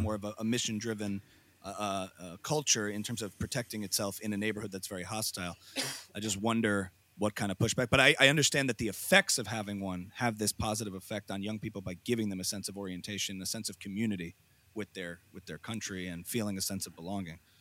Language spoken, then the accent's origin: English; United States; as an American